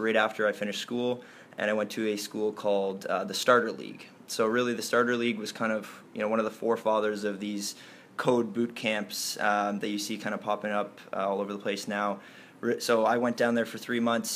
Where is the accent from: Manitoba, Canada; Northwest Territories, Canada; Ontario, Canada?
Ontario, Canada; Toronto; I was born and raised in Toronto, grew up in the heart of Toronto